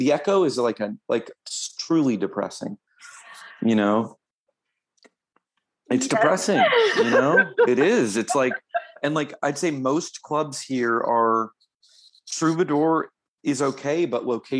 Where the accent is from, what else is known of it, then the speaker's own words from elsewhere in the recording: Florida, United States; I'm from Florida